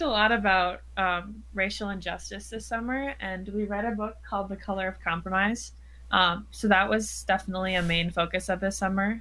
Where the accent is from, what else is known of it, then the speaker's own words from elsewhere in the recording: Wisconsin, United States; I'm from Wisconsin